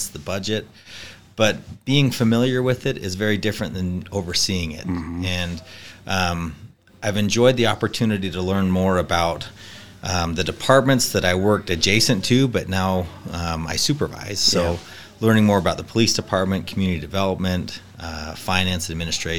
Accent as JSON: {"language": "English", "town": "Riverton", "region": "Utah", "country": "United States", "moved": "yes", "lives_now": "Riverton, Wyoming, United States", "said": "I'm from Riverton, Utah"}